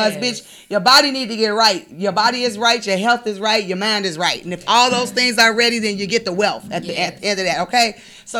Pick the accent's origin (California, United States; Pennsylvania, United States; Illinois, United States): Illinois, United States; Chicago; moved away as an adult; I'm originally from Chicago. Moved here in 2014